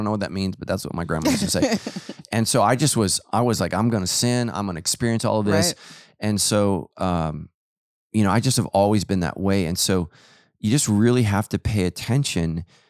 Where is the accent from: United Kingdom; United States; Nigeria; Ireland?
Ireland; Like, I'm Irish, man. We have no sun.